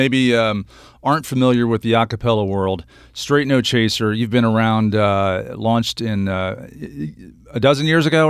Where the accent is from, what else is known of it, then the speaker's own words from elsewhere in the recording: Midwest, United States; I'm from the Midwest